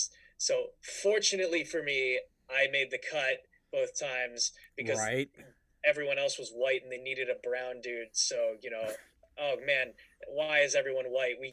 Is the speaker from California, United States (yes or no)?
yes; Bay Area, Northern California, United States; moved away as an adult; also born or lived in Orange County, California; now in Burbank, United States; I grew up in Northern California in like the Bay Area.